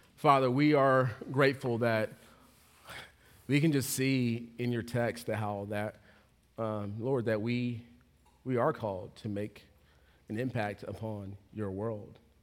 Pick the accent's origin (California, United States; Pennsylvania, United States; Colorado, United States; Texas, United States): Texas, United States; now in Charlotte, United States; I'm from Texas